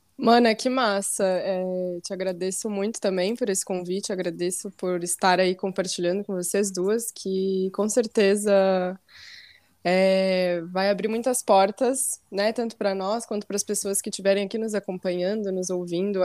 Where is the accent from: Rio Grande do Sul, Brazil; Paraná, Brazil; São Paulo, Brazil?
Rio Grande do Sul, Brazil; Santa Maria; moved away as an adult; now in Florianópolis, Brazil; nasci e fui criada em Santa Maria, então vivi praticamente minha vida inteira em Santa Maria.